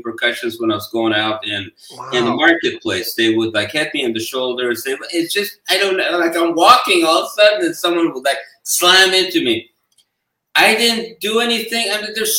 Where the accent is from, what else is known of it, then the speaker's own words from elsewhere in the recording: Iran; now in United States; I was from Iran